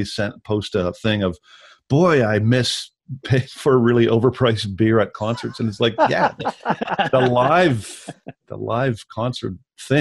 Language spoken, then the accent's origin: English; Victoria, British Columbia, Canada; moved away as an adult; also born or lived in Vancouver / Ontario; my hometown, in Victoria